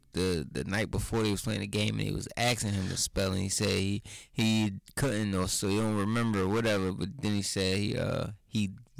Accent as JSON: {"language": "English", "town": "Baltimore", "region": "Maryland", "country": "United States", "tie": "born or raised there", "also_born_or_lived": "Philadelphia", "said": "born in Philly, but we was raised in Baltimore."}